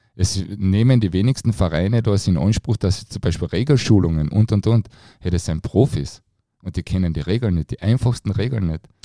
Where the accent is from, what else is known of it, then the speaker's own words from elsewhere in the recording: Klagenfurt, Carinthia, Austria; für mich als Kärntner